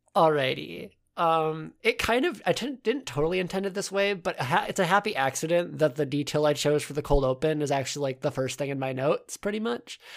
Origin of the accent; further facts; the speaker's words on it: United States; accent: American; if you couldn't tell from our accents, we are American